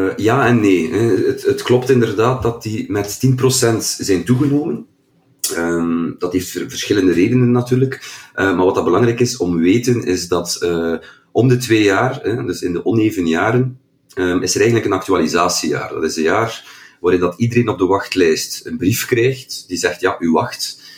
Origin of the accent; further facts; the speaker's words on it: Kortrijk, Flanders, Belgium; bij ons in Kortrijk